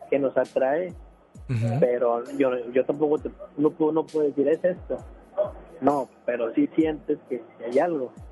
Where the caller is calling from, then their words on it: San Nicolás, Nuevo León, Mexico; De acá de San Nicolás.